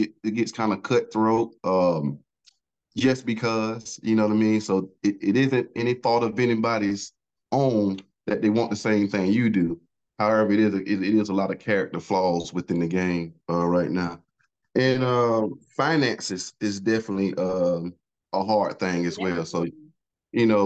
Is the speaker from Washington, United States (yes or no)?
no; Augusta, Georgia, United States; I'm from Augusta, Georgia